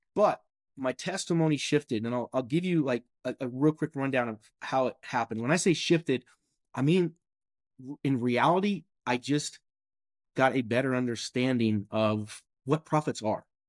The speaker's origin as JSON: {"language": "English", "region": "Kentucky", "country": "United States", "tie": "born or raised there", "said": "I'm born and raised in Kentucky."}